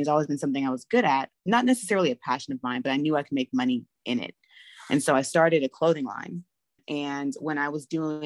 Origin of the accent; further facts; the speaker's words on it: Los Angeles, California, United States; moved away as an adult; now in Atlanta, United States; I'm originally from Los Angeles, California. I'm an LA baby